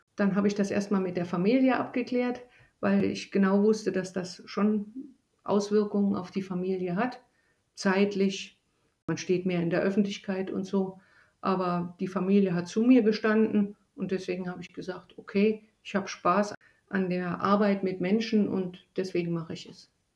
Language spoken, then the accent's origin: German; East Germany, Germany; moved away; Ich stamme ja aus Ostdeutschland